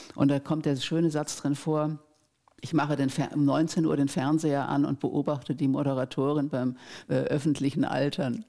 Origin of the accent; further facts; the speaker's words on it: Germany; bei uns in Deutschland